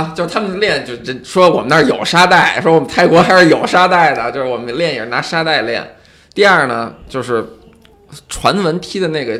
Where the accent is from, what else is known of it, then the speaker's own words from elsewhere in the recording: Shanghai, China; 那必须是顶级的这种大咖，我上海人才会买账。